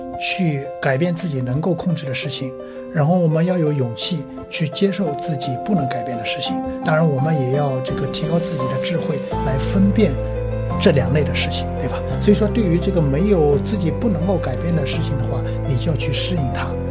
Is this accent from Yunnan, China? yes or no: no; Jiangsu, China; 呃，我是我是江苏人。